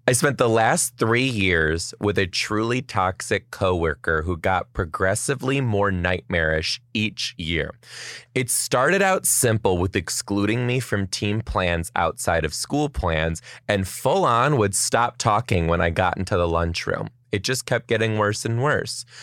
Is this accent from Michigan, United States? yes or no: yes; Detroit, Michigan, United States; now in Seattle, United States; I am from Detroit originally too